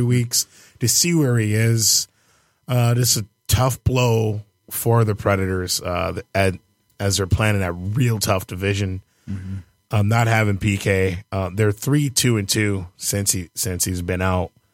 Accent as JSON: {"language": "English", "town": "Detroit", "region": "Michigan", "country": "United States", "tie": "born or raised there", "said": "Born and raised in Detroit"}